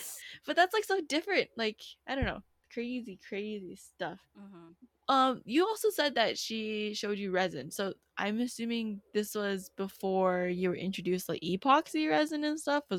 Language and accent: English; United States; growing up in America